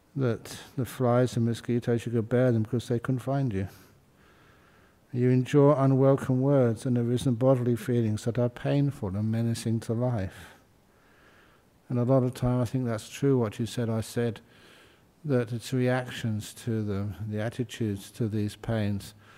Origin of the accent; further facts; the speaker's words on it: London, United Kingdom; moved away; I was born in London.